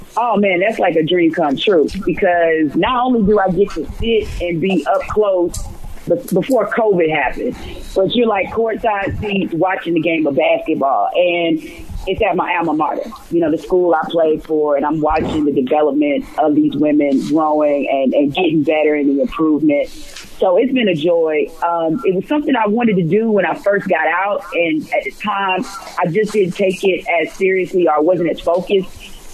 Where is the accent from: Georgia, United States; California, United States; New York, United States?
Georgia, United States; Atlanta; growing up in Atlanta and just knowing so many different civil rights leaders in this um, city